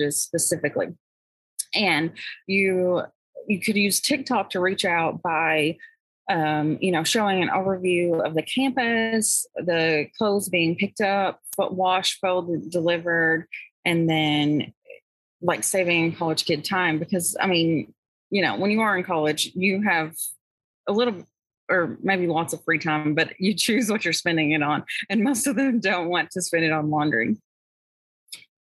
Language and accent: English; Kentucky, United States; I'm from Kentucky